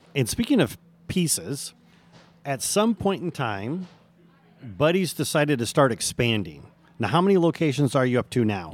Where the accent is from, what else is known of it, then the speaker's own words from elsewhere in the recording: Michigan, United States; moved away; also born or lived in California; I'm originally from Michigan